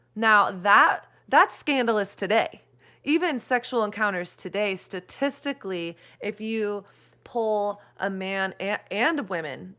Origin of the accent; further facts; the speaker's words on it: Texas, United States; moved away as an adult; also born or lived in New York City; I grew up in Texas in the early two thousands